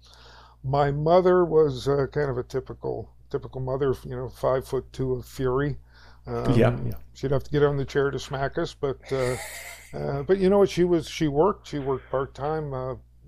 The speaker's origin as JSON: {"language": "English", "town": "Toronto", "region": "Ontario", "country": "Canada", "tie": "born or raised there", "moved": "as an adult", "lives_now": "Alliston, Canada", "said": "I was born in Toronto, in the North End, in an area you might be familiar with called Bathurst Manor."}